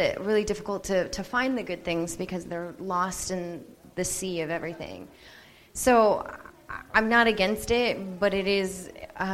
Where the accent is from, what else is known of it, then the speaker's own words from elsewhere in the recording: Canada; also born or lived in Vancouver / Los Angeles; I'm Canadian.